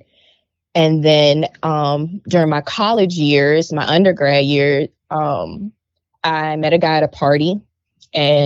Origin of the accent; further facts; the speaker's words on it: Hopkins, South Carolina, United States; now in Columbia, United States; I am originally from Hopkins, South Carolina, but now I live in Columbia, South Carolina.